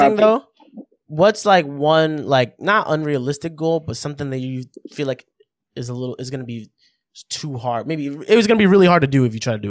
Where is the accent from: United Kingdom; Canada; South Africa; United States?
United States; New York City, New York; as a New Yorker